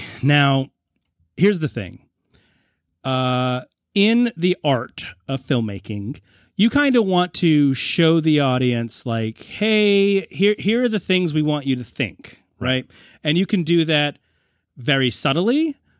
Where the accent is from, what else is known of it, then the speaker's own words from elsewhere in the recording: New England, United States; I'm also from the New England area.